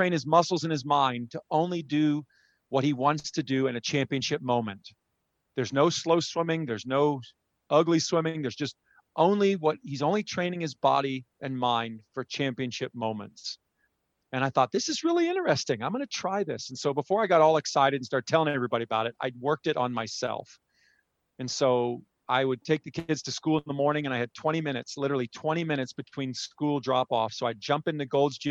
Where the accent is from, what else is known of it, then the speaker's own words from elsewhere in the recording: San Antonio, Texas, United States; San Antonio, my hometown